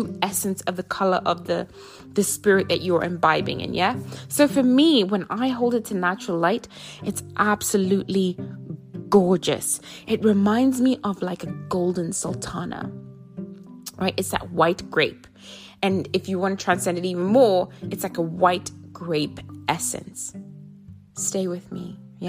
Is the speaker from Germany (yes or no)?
no; Zimbabwe; also born or lived in South Africa / Africa; now in United States; I think of my home where I was born in Zimbabwe